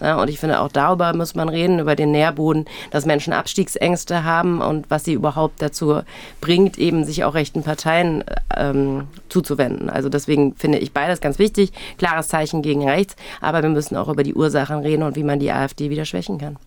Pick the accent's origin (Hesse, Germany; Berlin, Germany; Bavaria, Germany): Hesse, Germany; accent: Hessian; Ich bin in Hessen aufgewachsen